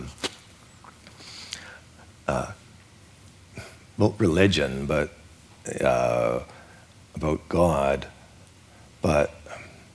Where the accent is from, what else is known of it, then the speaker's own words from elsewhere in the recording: Vancouver, British Columbia, Canada; I was born on December 30th. And so whenever I went to school in Vancouver, I was always the youngest person in the class.